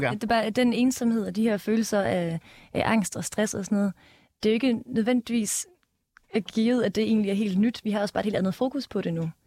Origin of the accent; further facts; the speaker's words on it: Denmark; vi er vokset op i Danmark